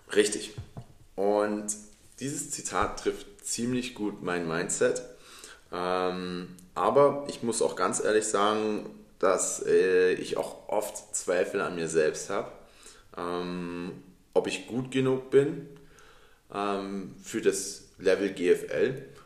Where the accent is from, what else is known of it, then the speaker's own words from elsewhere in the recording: Dresden, Saxony, Germany; ich bin in Dresden geboren und in Dresden aufgewachsen